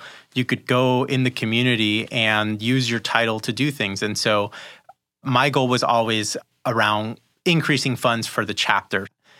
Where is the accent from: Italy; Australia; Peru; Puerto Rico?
Peru; Lima; born there; Yeah, so I was born in Lima, Peru. My family's Peruvian.